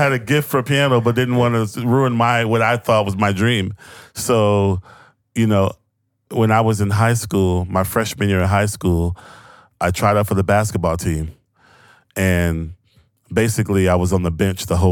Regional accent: Houston, Texas, United States; I grew up in Houston, Texas

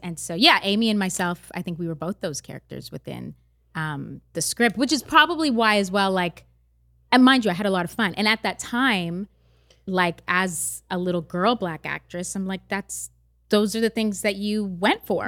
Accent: Canada; I grew up in Canada

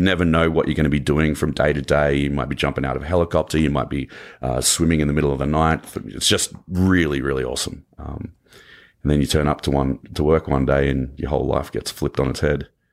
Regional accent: Canberra, Australian Capital Territory, Australia; accent: Australian; moved away as an adult; now in Los Angeles, United States; my hometown was the only state in Australia where marijuana was decriminalized

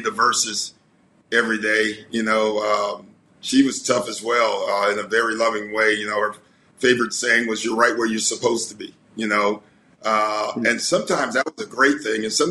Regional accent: Chicago, Illinois, United States; growing up in Chicago

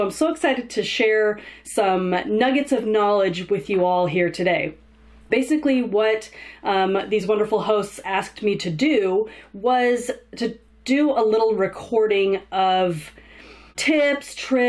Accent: Southern California, United States; I grew up in Southern California

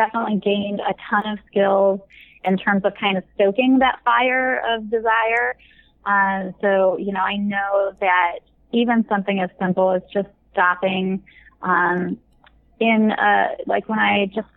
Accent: Midwest, United States; now in California, United States; I grew up in the Midwest, but I'm in California

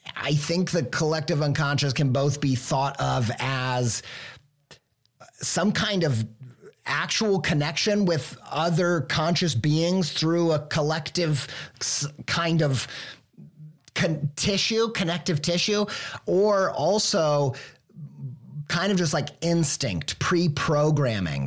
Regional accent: Midwest, United States; I'm an idiot from the Midwest

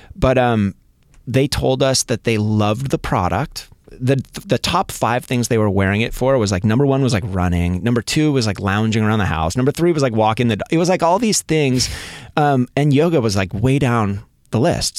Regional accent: Seattle, Washington, United States; now in Southern California, United States; I grew up in Seattle, like, peering out the window, looking at rain almost every day.

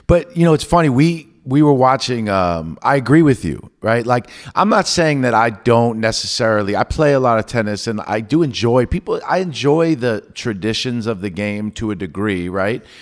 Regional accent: New York, United States; I grew up in New York

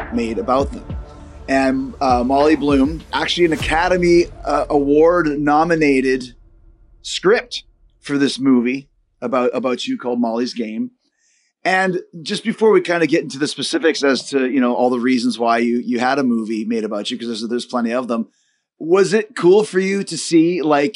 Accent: Canada; I'm Canadian

